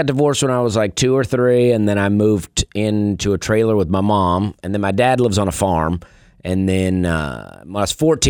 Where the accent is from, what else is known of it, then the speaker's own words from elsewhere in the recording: Opelika, Alabama, United States; I grew up in Alabama, a town called Opelika, Alabama.